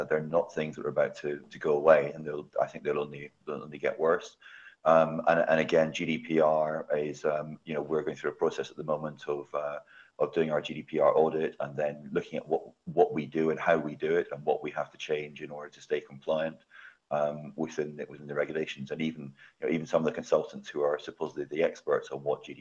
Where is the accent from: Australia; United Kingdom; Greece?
United Kingdom; Scotland; I'm Scottish, so I should be lending in my home country.